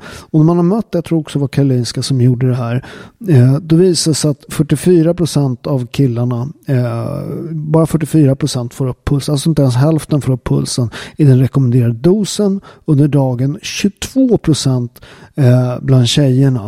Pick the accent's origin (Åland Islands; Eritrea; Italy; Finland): Italy; Southern Italy; now in Sweden; i södra Italien, där jag kommer ifrån